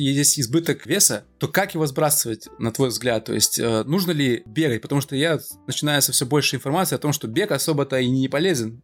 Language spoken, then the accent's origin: Russian; Omsk, Omsk Oblast, Russia; moved away as an adult; now in Moscow, Russia; я из Омска, учились мы тоже оба в Омске